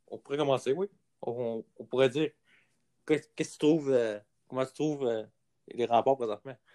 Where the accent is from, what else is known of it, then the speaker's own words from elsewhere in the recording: France; Moi, je suis en, moi, je suis français, là.